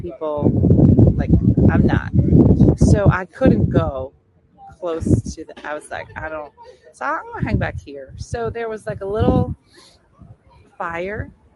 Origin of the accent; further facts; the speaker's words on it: New Jersey, United States; I'm from New Jersey.